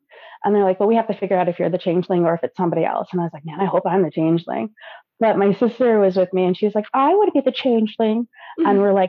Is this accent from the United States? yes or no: no; Germany; born there; moved away; I was born in Germany and now I live here.